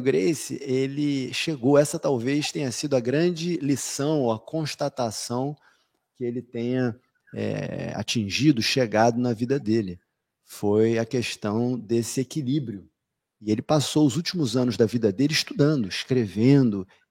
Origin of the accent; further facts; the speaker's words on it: Rio de Janeiro, Brazil; nós que somos cariocas do Rio de Janeiro